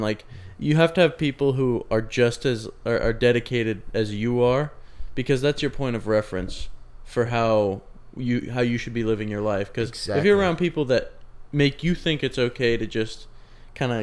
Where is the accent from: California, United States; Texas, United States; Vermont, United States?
California, United States; Sacramento; moved away as an adult; now in Chico, United States; I'm from Sac